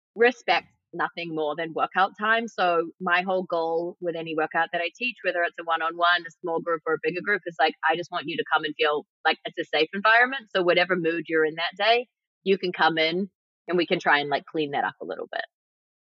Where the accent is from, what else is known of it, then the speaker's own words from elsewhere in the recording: New Zealand; also born or lived in New York, United States; now in Los Angeles, United States; I grew up in New Zealand where the food is very clean and amazing